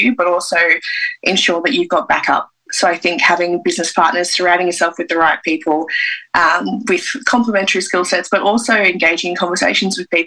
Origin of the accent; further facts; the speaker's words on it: Canberra, Australian Capital Territory, Australia; I'm from Canberra